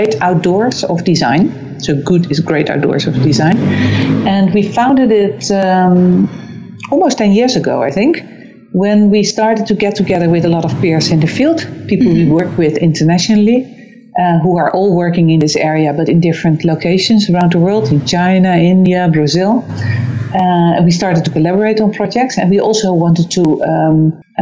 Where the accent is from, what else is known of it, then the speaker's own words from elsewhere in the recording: Amsterdam, North Holland, Netherlands; also born or lived in London; I'm originally from Amsterdam. That's where I am at the moment.